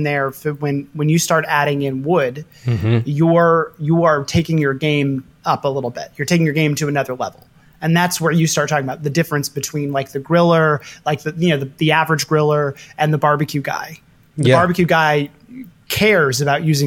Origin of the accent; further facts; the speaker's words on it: Kansas City, Missouri, United States; moved away as an adult; now in New York, United States; I grew up in Kansas City, Missouri, which is one of the quintessential barbecue towns.